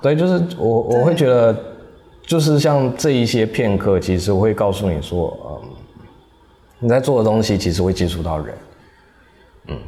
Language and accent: Chinese; Taiwan; also born or lived in France; 我有身为一个台湾人，然后使用台湾食材